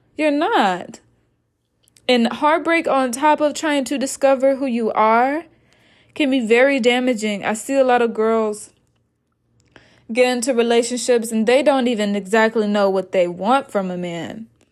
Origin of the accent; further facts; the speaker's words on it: Arkansas, United States; moved away as an adult; also born or lived in Iowa; I am originally from Arkansas